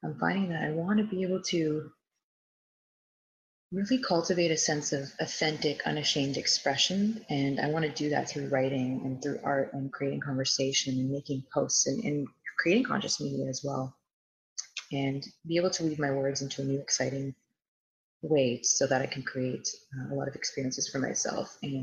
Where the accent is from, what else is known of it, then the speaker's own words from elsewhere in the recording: Toronto, Ontario, Canada; I'm from Toronto/Vaughan, Ontario